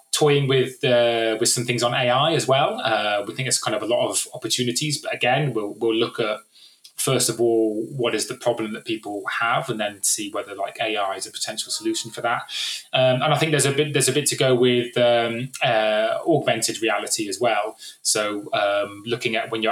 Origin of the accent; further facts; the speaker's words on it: West Country, South West England, United Kingdom; I was from the West Country